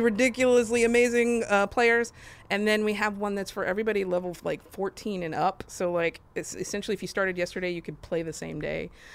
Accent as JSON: {"language": "English", "town": "Austin", "region": "Texas", "country": "United States", "said": "I'm from Austin"}